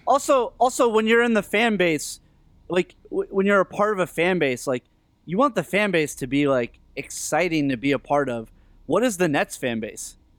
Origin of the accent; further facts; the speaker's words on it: Northeast, United States; growing up in the Northeast